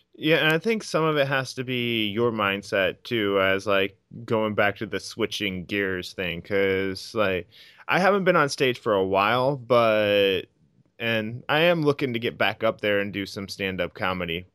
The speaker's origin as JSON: {"language": "English", "region": "Iowa", "country": "United States", "said": "I'm from Iowa."}